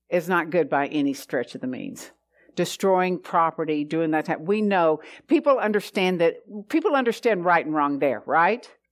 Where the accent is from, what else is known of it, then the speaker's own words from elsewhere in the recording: the South, United States; growing up in the South